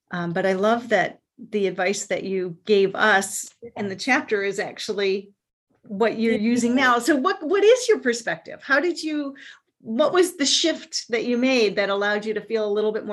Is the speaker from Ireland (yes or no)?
yes; Ireland; and I'm Irish, so of course they're sort